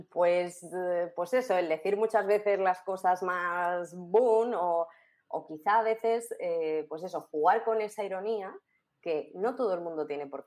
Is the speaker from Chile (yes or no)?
no; Castilla-La Mancha, Spain; Exacto, yo soy manchega.